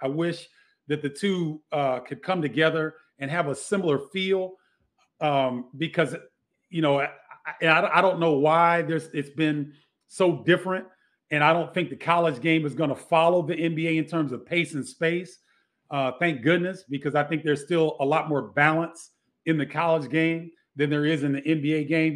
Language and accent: English; Carbondale, Illinois, United States; now in Chicago, United States; growing up in Carbondale was a, a perfect situation for me because I currently live in Chicago